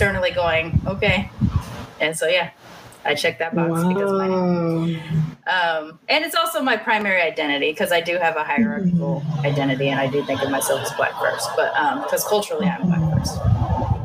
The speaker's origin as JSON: {"language": "English", "region": "California", "country": "United States", "tie": "born or raised there", "also_born_or_lived": "Kingsville, Texas", "moved": "as an adult", "lives_now": "Austin, United States", "said": "I was born in California, but I lived in Kingsville, Texas, which is also on the Gulf, when I was until I was like 3 or 4, and then I moved back to California"}